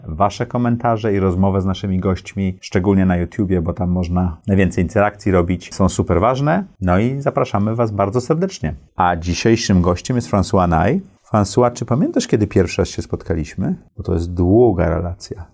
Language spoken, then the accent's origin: Polish; Poland; moved away; also born or lived in New York, United States; ja urodziłem się w Polsce, ale wyjechałem, potem powróciłem